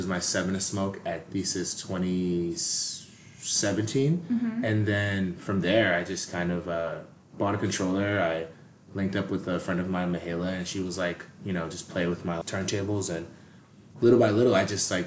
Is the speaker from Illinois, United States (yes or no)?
no; Boston, Massachusetts, United States; also born or lived in Tampa, Florida; now in Los Angeles, United States; I was born and raised in Massachusetts